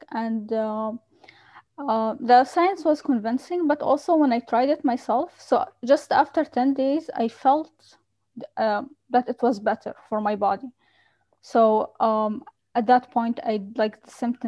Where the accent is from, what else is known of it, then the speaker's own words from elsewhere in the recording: Qatar; I grew up in Qatar